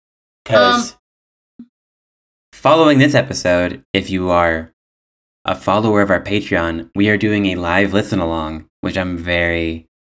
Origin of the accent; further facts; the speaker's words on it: Scotland, United Kingdom; as a Scottish person